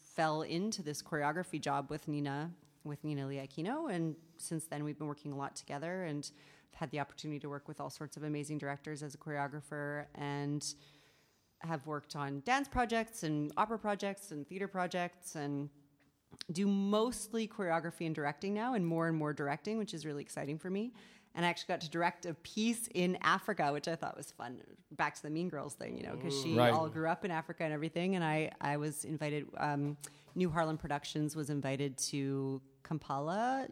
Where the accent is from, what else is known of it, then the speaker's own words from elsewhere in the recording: Southern Ontario, Canada; I was raised vegetarian in Southern Ontario